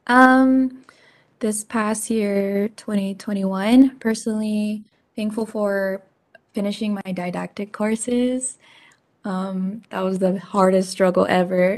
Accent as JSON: {"language": "English", "town": "Seattle", "region": "Washington", "country": "United States", "moved": "yes", "lives_now": "Las Vegas, United States", "said": "I currently live in Las Vegas, Nevada, but um, I'm originally from Seattle"}